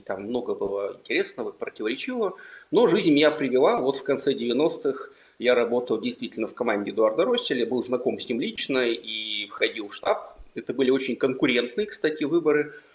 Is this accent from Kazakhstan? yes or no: yes; Almaty, Kazakhstan; moved away as an adult; also born or lived in Yekaterinburg, Russia; now in Lithuania; я родился в Алмате и жил там восемнадцать лет, потом переехал в Екатеринбург. Двадцать пять лет жил в Екатеринбурге, пока не уехал в Литву